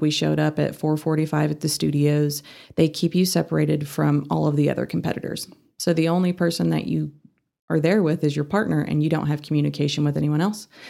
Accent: Fort Worth, Texas, United States; moved away as an adult; also born or lived in North Carolina; now in Amarillo, United States; I grew up in Fort Worth

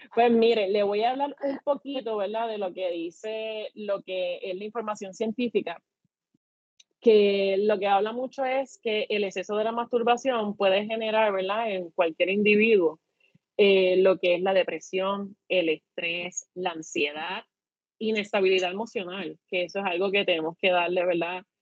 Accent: Puerto Rico; como buenos boricuas

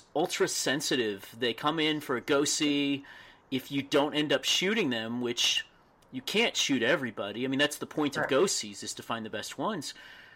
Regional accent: Texas, United States; I grew up in Texas.

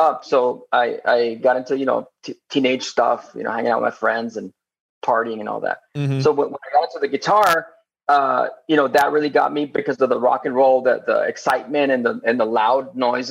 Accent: Laredo, Texas, United States; now in Austin, United States; I grew up in Laredo. It's Laredo, Texas.

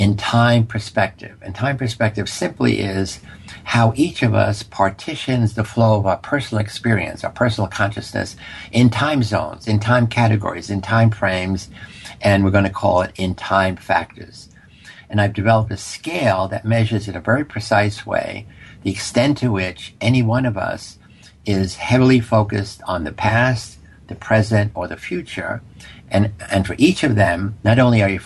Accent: New York City, New York, United States; I grew up in poverty in the South Bronx

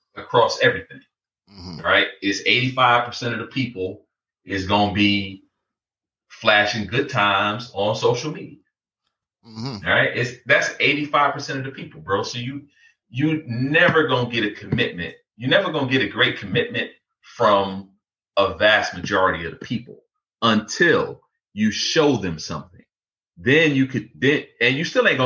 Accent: Detroit, Michigan, United States; I'm from Detroit

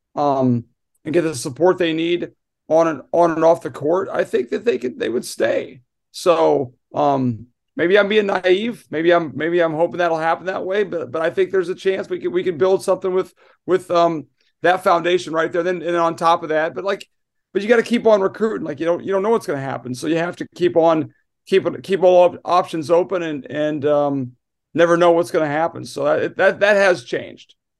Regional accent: Iowa, United States; now in New York, United States; for the Midwest, I'm from Iowa

